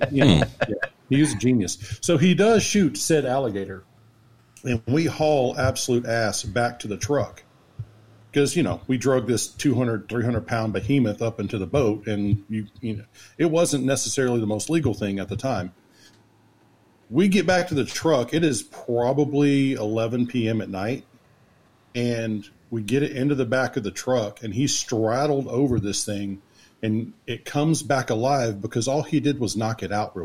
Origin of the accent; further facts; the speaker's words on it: Texas, United States; we're in BFE Swamp, Louisiana, and we're from Texas